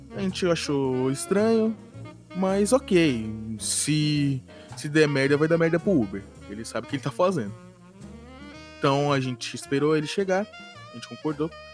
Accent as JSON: {"language": "Portuguese", "region": "São Paulo", "country": "Brazil", "said": "tenho 22 anos, sou da zona sul de São Paulo"}